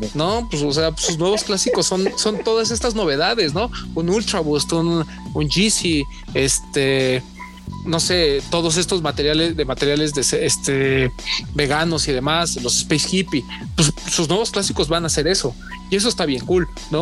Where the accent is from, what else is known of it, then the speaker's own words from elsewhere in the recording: Mexico; yo soy de México